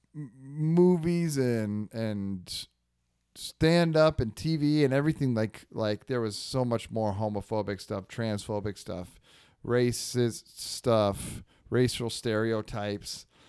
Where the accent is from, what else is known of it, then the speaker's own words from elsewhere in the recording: Northern California, United States; the slang we had from NorCal, um, we would say hella